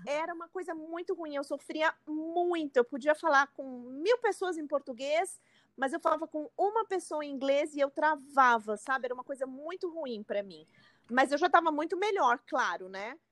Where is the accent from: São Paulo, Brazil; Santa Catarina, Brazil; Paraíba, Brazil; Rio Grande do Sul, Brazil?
São Paulo, Brazil; moved away as an adult; now in New York, United States; eu sou de São Paulo